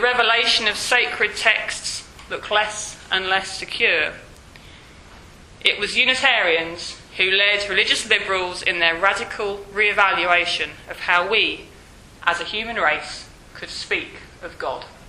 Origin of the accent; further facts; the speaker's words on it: Yorkshire and the Humber, United Kingdom; I'm from West Yorkshire.